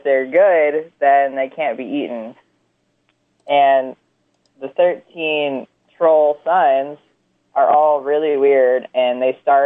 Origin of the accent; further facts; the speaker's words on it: North Carolina, United States; moved away as an adult; now in North Dakota, United States; I'm from the South. I'm from North Carolina, born and raised and lived for a long time.